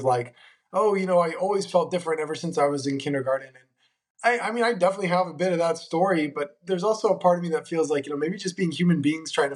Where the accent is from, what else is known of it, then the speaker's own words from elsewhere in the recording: Monterey, California, United States; also born or lived in Cleveland, Ohio; I was born in Cleveland, Ohio, of all places. So closer to where you are, not totally up there, but getting close. I was raised in Monterey, California